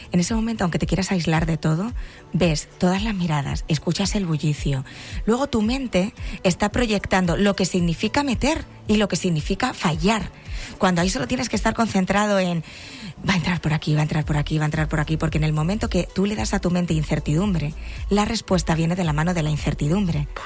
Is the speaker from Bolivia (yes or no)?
no; Extremadura, Spain; moved away; Yo que soy extremeña